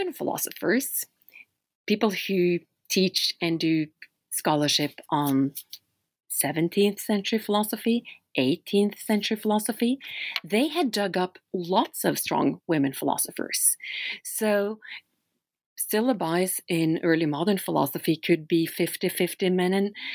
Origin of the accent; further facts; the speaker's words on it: Oslo, Norway; English is a second language; now in Philadelphia, United States; I'm from Norway. That's where I grew up, in Oslo, Norway. But I live and teach philosophy today in the United States at Temple University in Philadelphia